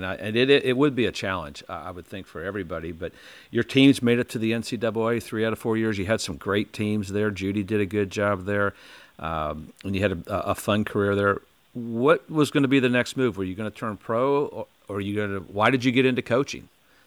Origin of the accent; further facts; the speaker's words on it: Indiana, United States; growing up in Indiana